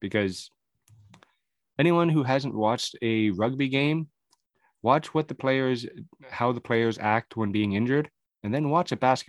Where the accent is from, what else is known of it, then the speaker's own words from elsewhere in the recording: Canada; I'm a Canadian boy.